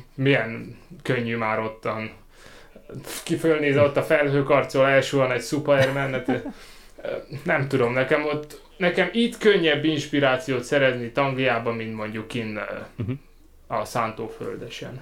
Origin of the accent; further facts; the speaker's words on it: Szeged, Csongrád-Csanád, Hungary; now in Cambridge, United Kingdom; én ott Szeg-, Szegeden születtem, Ez egyébként tanyán nőttem fel, ott Szegedtől nem messze